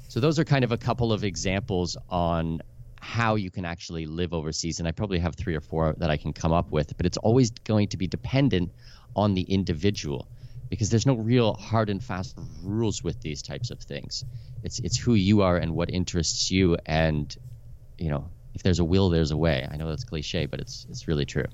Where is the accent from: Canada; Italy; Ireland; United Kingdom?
Canada; moved away as an adult; also born or lived in Middle East / Abu Dhabi; now in Panama City, Panama; I'm Canadian with Danish heritage